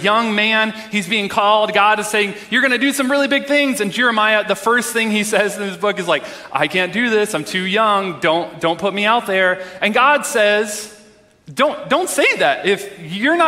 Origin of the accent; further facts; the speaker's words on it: Texas, United States; moved away; I'm originally from Texas